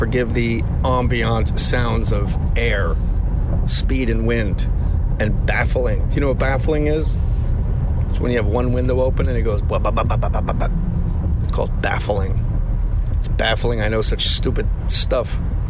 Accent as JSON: {"language": "English", "town": "Verona", "region": "New Jersey", "country": "United States", "said": "I'm from Verona, New Jersey"}